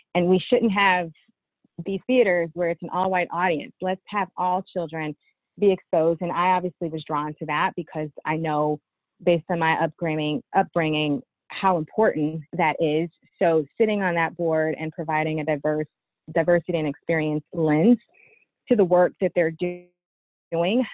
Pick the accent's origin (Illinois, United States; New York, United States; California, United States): Illinois, United States; East St. Louis; my education started in East St. Louis